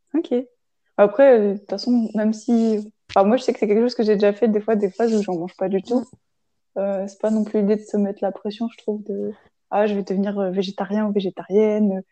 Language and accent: French; Grenoble, Auvergne-Rhône-Alpes, France; moved away; je viens de Grenoble pour le coup, et c'est vrai qu'on est très transport en commun et très vélo